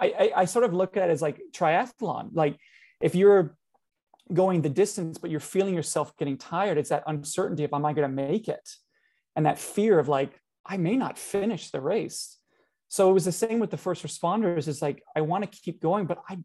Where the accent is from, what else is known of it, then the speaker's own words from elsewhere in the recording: Canada; we Canadians